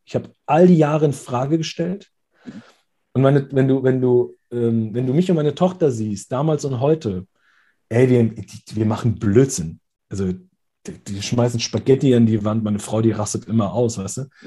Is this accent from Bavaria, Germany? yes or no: no; Frankfurt, Hesse, Germany; hier bei uns in Hessen, in Frankfurt